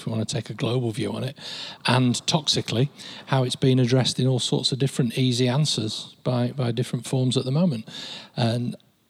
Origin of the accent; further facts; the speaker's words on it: Lancashire, North West England, United Kingdom; moved away as an adult; also born or lived in Australia / Bristol / London; now in Manchester, United Kingdom; I'm an outsider, but I feel Mancunian, yeah? Because I'm originally from Lancashire.